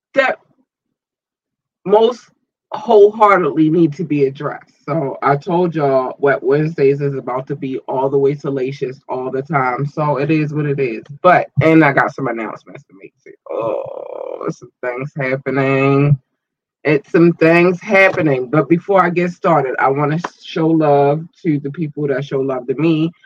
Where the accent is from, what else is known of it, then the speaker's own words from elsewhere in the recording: United States; I was born in America. I have not lived in any other country.